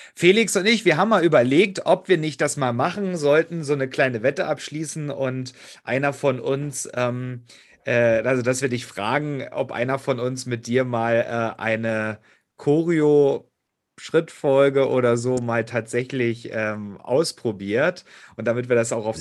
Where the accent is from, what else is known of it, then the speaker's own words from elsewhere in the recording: Hoyerswerda, Saxony, Germany; meiner Heimatstadt in Hoyerswerda, das ist auch bei Cottbus